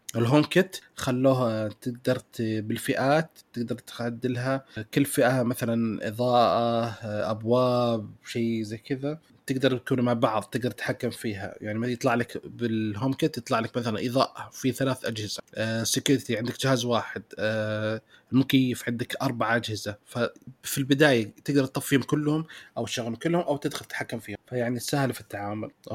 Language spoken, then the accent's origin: Arabic; Saudi Arabia